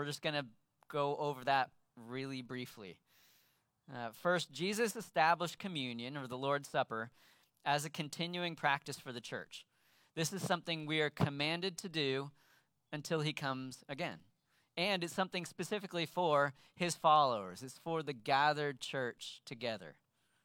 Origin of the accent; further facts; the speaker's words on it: Sacramento, California, United States; I grew up in Sacramento